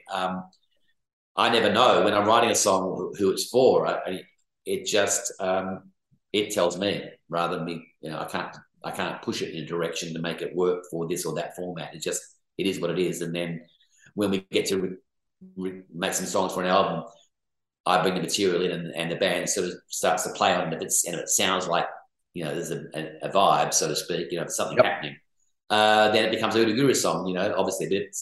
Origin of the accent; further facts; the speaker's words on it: Perth, Western Australia, Australia; moved away; also born or lived in Sydney; my hometown, I guess, as a person, though, is Perth. That's where I grew up.